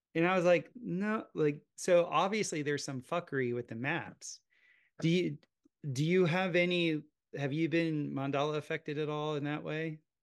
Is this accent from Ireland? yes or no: no; South Florida, United States; growing up in South Florida, watching my dad and I would plot hurricanes